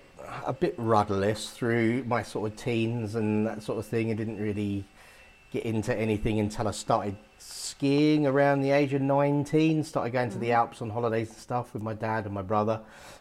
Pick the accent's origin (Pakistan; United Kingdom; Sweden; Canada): United Kingdom; London; moved away; also born or lived in Essex; I haven't lived there for about 24 years or something now, so it's a long time. So I probably don't sound like I'm from Essex. East London